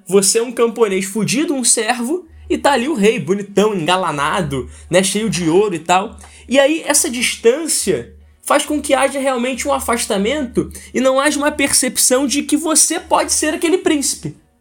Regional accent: Brazil; a gente como brasileiro

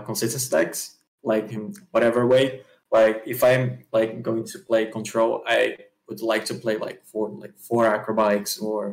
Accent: Rio de Janeiro, Brazil; I'm from Rio de Janeiro, Brazil

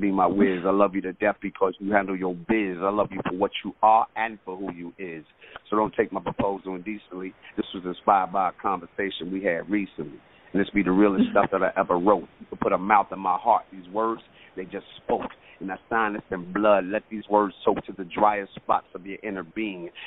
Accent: Detroit, Michigan, United States; now in Atlanta, United States; I'm originally from Detroit, Michigan, but I live okay. in Atlanta now for the last 20 years

